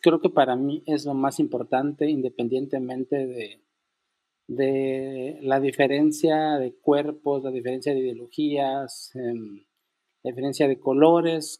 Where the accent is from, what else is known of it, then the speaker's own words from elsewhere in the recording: Unión Hidalgo, Oaxaca, Mexico; moved away; also born or lived in Mexico City; soy originario de Unión Hidalgo, Oaxaca